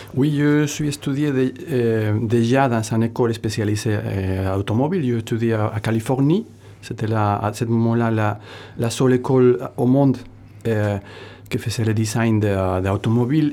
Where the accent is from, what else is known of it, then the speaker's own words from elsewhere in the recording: northern Spain, Spain; French is a second language; also born or lived in Munich, Germany; now in Hossegor, France; je suis du nord de l'Espagne